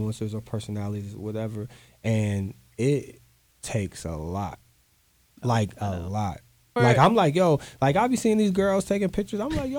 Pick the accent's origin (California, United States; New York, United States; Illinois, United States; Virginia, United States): New York, United States; Brooklyn; But you know, I'm from Brooklyn, so.